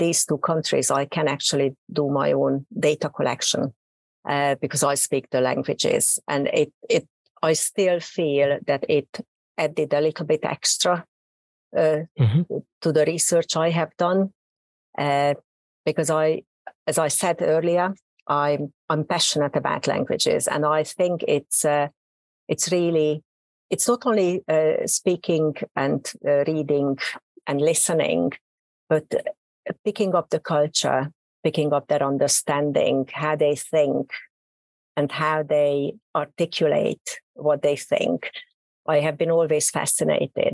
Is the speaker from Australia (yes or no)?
no; Hungary; accent: Hungarian; English is a second language; moved away as an adult; also born or lived in Oxford / Warwick; now in United Kingdom; Probably you can hear from my accent. I'm a native Hungarian.